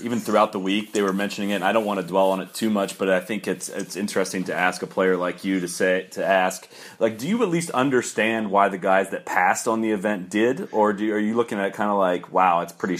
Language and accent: English; Dublin, Ohio, United States; I'm from Dublin, Ohio